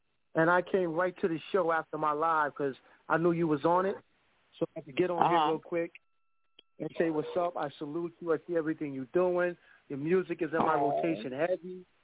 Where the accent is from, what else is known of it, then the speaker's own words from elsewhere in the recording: Yonkers, New York, United States; I'm from Yonkers, New York